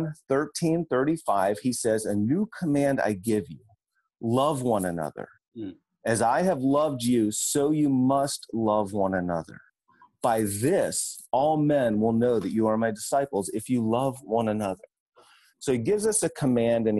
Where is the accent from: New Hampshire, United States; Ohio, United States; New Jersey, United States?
Ohio, United States; Cincinnati; moved away; As a kid, I grew up here in Cincinnati